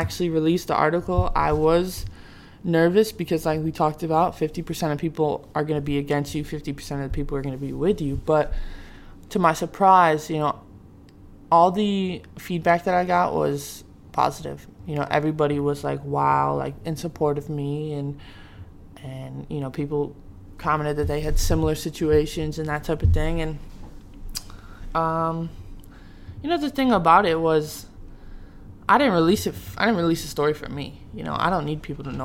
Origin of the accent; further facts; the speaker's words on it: Syracuse, New York, United States; I'm from Syracuse